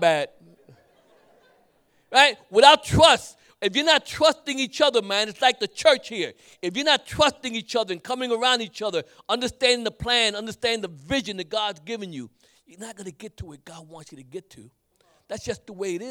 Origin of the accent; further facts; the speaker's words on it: New York City, New York, United States; I grew up in Brooklyn. I'm a Brooklyn boy.